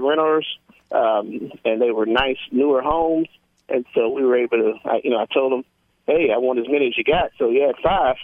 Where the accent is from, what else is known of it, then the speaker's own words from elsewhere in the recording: Mississippi, United States; from Mississippi